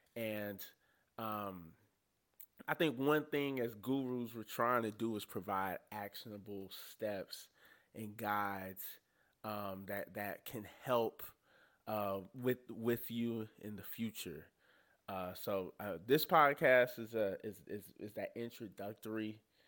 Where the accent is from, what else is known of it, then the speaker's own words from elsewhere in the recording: the South, United States; honestly, we're all three from the South.